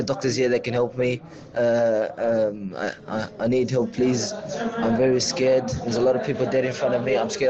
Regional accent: Australia; now in Syria; I'm Australian. I'm 17 years old.

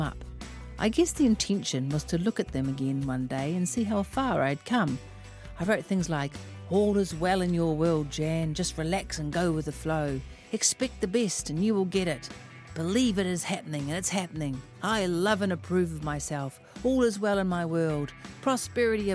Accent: Auckland, New Zealand; I am from West Auckland

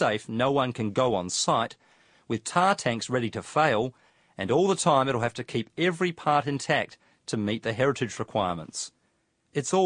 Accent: Dunedin, Otago, New Zealand; moved away; I'm back in my hometown, Dunedin

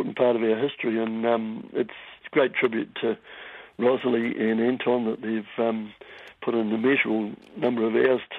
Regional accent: Tauranga, Bay of Plenty, New Zealand; I grew up in Tauranga, so meant a lot to me. You know, I've grown up on fishing and surfing

